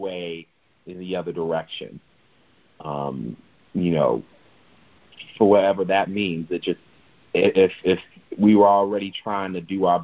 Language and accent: English; Chicago, Illinois, United States; my own experience of living and growing up in Chicago